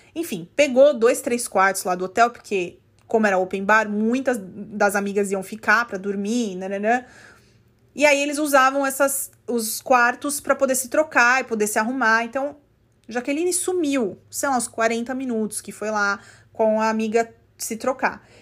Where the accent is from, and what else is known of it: Brazil; now in United States